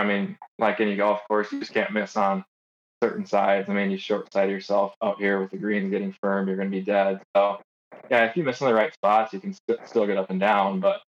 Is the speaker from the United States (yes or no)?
yes; Midwest, United States; I grew up in the Midwest.